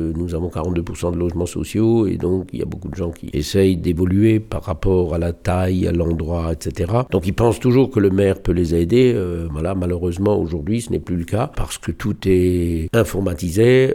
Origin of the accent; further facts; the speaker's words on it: Strasbourg, Grand Est, France; now in Bischheim, France; je suis né à Strasbourg et, j'ai grandi mes premières années à Neudorf